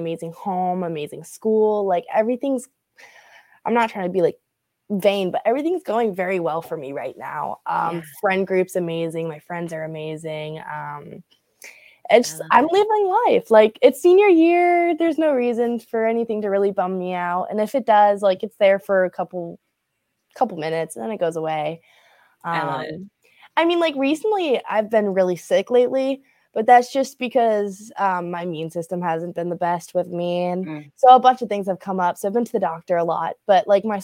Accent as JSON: {"language": "English", "region": "Florida", "country": "United States", "tie": "born or raised there", "said": "My parents are from up north. My dad was in Massachusetts, my mom was in Long Island. They came down here. So I've been a Floridian baby all my life"}